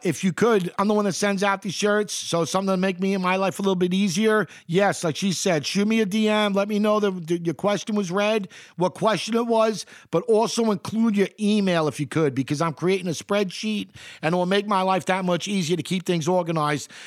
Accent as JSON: {"language": "English", "town": "New York City", "region": "New York", "country": "United States", "tie": "born or raised there", "moved": "yes", "said": "I grew up in Queens during the eighties and the early"}